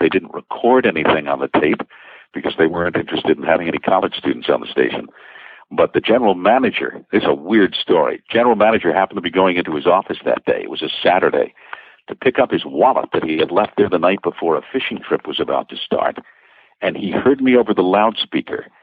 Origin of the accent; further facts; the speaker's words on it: New York City, New York, United States; also born or lived in Long Island; now in Connecticut, United States; I'm a Brooklyn boy. I'm raised in the New York City area, Connecticut, tri-state area, Long Island